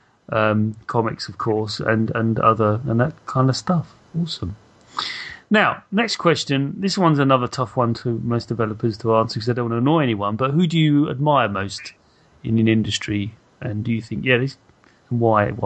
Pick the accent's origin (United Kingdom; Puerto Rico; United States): United Kingdom; I actually read 2000 AD as a kid. Why wouldn't I? I'm British